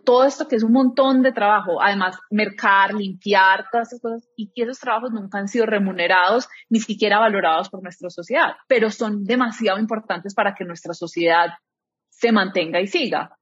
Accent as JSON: {"language": "Spanish", "town": "Medellín", "region": "Antioquia", "country": "Colombia", "moved": "yes", "said": "soy de Medellín, estoy casada, tengo una hija de tres años"}